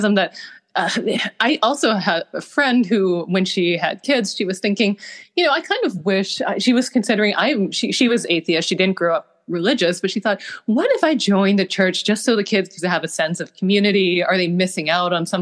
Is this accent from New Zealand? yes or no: no; Canada; I grew up in Canada, and we are not as Christian as our southern neighbors.